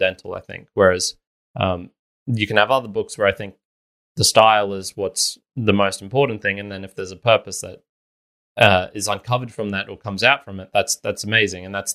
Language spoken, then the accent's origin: English; Australia; I'm not American. We never had those same level of inequalities or things like that here in Australia as they did.